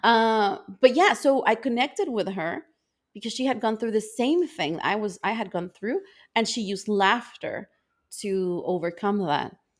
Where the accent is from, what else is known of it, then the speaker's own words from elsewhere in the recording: El Salvador; moved away as an adult; also born or lived in Canada; I grew up in El Salvador